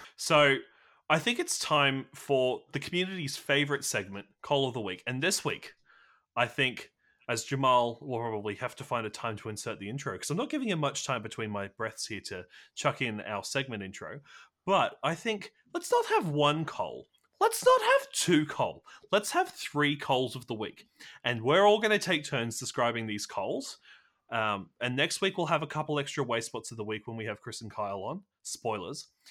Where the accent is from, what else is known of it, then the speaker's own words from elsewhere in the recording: Australia; I'm also Australian